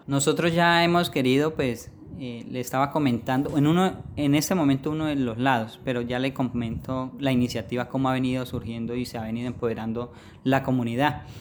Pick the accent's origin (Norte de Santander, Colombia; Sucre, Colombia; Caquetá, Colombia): Caquetá, Colombia; Florencia; Yo soy poblador del municipio de Florencia